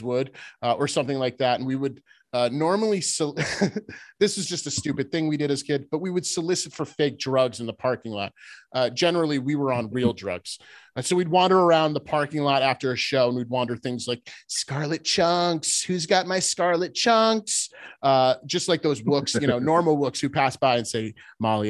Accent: the North, United States; accent: Northern; I'm a Northerner

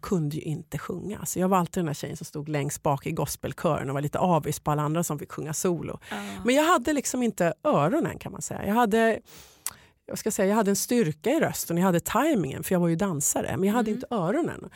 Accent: Sweden; moved away as an adult; also born or lived in Los Angeles, United States; när jag flyttade hem till Sverige

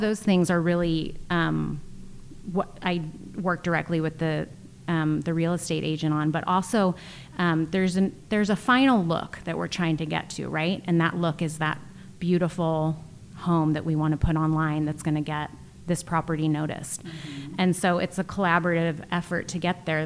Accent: East Bay, California, United States; moved away as an adult; also born or lived in China; I am a California girl, uh, born and raised in the East Bay

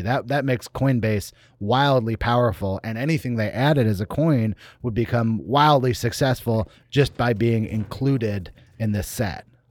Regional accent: Berkeley, California, United States; moved away; I'm from here. I'm from Berkeley, California, but I haven't been back, uh, much over the last couple of years

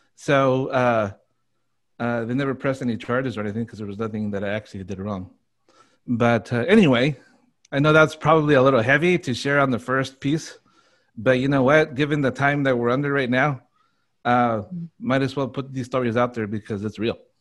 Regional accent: Burbank, California, United States; I grew up in Burbank

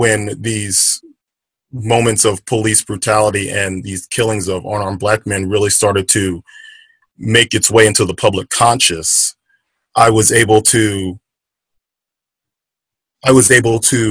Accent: Baton Rouge, Louisiana, United States; Growing up in Louisiana, Baton Rouge

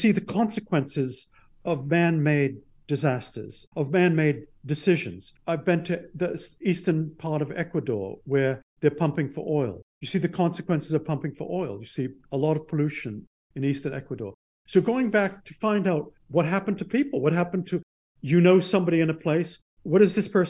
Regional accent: Bedford, Massachusetts, United States; my hometown of Bedford, Massachusetts

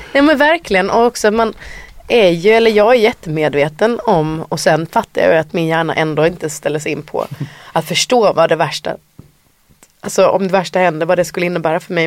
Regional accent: Sweden; som svensk artist, det är framförallt Sverige jag spelar

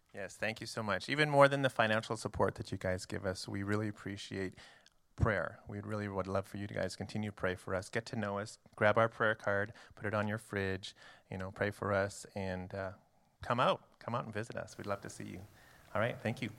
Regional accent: Canada; moved away as an adult; now in United States; I am Canadian. So I'm actually a foreign missionary to your country.

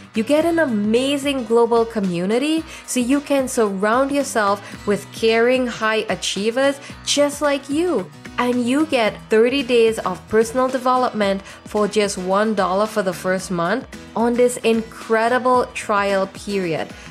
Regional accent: Trinidad & Tobago; I grew up in Trinidad

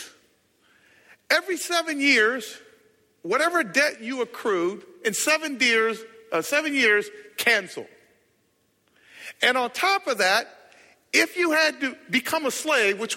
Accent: Inglewood, California, United States; I'm from South Central LA. I was born and raised in Inglewood, and I will always hold down Inglewood

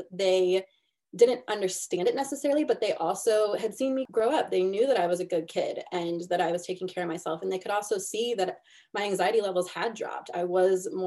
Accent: Missouri, United States

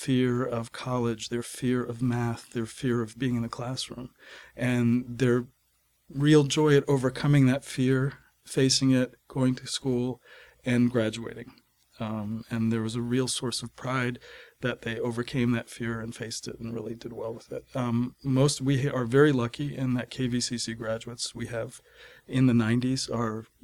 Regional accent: Maine, United States; I'm working in my home state of Maine is central Maine

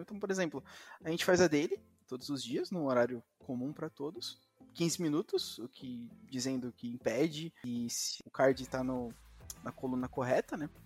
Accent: São Bernardo do Campo, São Paulo, Brazil; eu nasci em São Bernardo do Campo, em São Paulo, e estudei grande parte da minha educação, assim, até o meu sexto ano em escola

